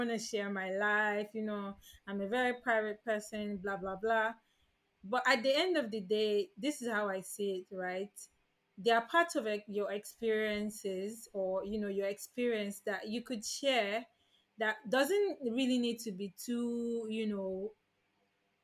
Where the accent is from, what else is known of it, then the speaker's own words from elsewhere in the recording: Nigeria; young Nigerian Muslim women